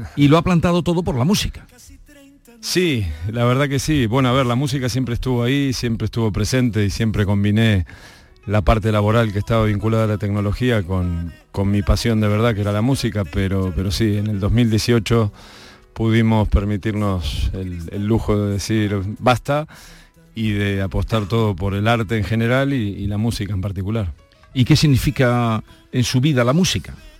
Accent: Argentina; como buen argentino

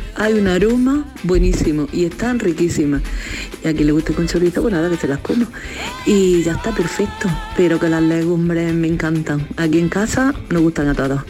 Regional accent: Granada, Andalusia, Spain; Soy y de Granada

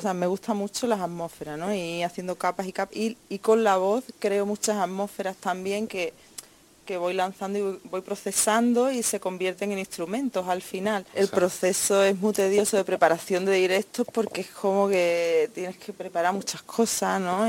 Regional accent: Andalusia, Spain; yo soy andaluza

